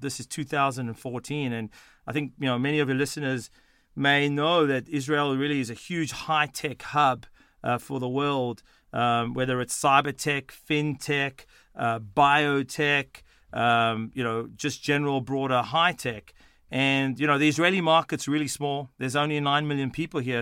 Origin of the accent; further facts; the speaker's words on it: Sydney, New South Wales, Australia; accent: Australian; moved away; also born or lived in Johannesburg, South Africa / Boston, United States; I was born in South Africa, in Johannesburg, South Africa. I moved to Sydney, Australia at the age of twelve, um, and did all my formative years, um, in Australia